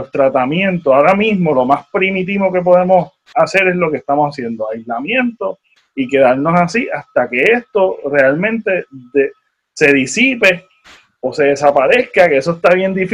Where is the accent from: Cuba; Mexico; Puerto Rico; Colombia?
Puerto Rico